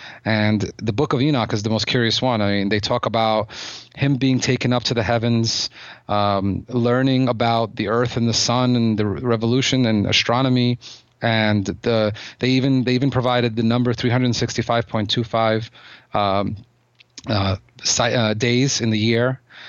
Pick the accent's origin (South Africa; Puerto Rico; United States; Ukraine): Ukraine; Odesa, Odesa Oblast; Yeah, I was born in Ukraine. The city that it's a complicated subject, because the city that I came from, Odessa, was most major cities in Ukraine at the time